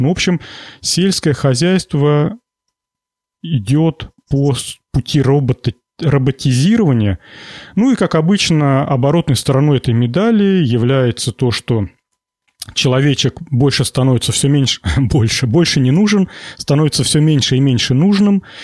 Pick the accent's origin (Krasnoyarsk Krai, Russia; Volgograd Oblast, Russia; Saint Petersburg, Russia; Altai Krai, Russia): Volgograd Oblast, Russia; Я родом из Волгоградской области, и все школьное детство нас возили в колхоз помидоры собирать